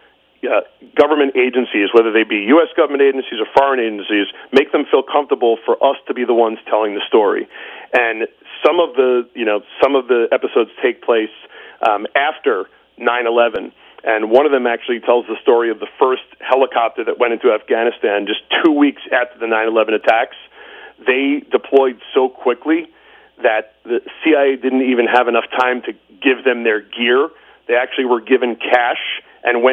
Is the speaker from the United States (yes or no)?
yes; New York City, New York, United States; I'm a New Yorker